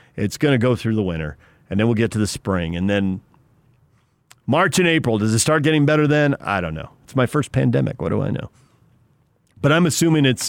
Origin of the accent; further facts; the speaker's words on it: San Diego, California, United States; now in Salt Lake City, United States; I'm from San Diego